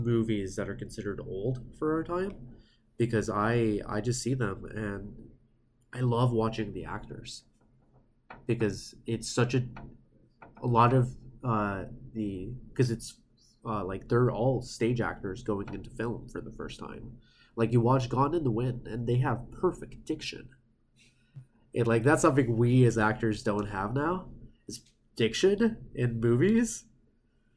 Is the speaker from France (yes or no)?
no; Mexico; also born or lived in Texas; now in New York, United States; I'm from I'm from Mexico, but moved to Texas, which is technically a different country.